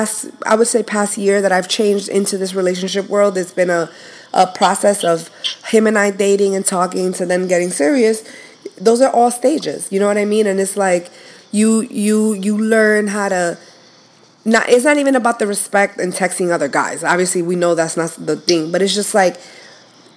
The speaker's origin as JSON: {"language": "English", "region": "New York", "country": "United States", "moved": "yes", "lives_now": "South Florida, United States", "said": "I was like all the way in New York"}